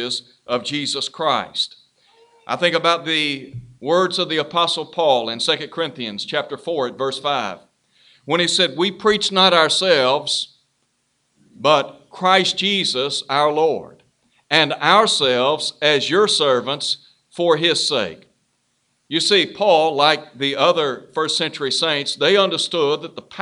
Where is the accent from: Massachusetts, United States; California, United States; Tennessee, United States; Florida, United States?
Tennessee, United States; Chattanooga; when I was growing up in Chattanooga